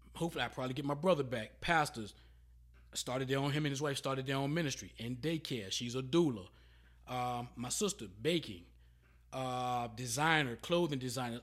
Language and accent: English; Emporia, Virginia, United States; I'm from Emporia, Virginia